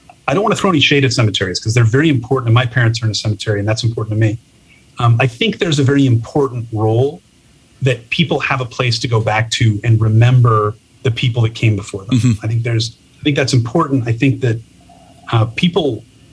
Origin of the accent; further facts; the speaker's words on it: Toronto, Ontario, Canada; moved away as an adult; now in San Francisco, United States; I'm originally from Toronto, Canada, moved down to San Francisco in 2016.